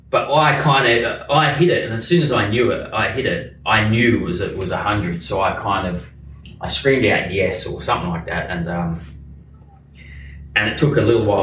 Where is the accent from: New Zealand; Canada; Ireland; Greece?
New Zealand; even as a New Zealander here